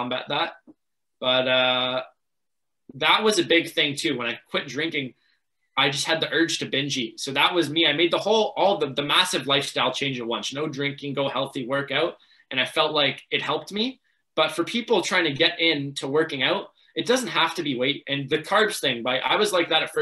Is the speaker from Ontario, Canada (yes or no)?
yes; Markham, Ontario, Canada; growing up in Markham, everything was really sheltered